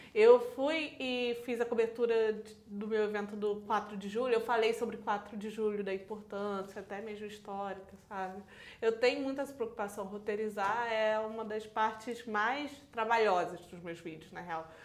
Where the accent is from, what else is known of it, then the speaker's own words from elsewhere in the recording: Teresópolis, Rio de Janeiro, Brazil; Eu sou de Teresópolis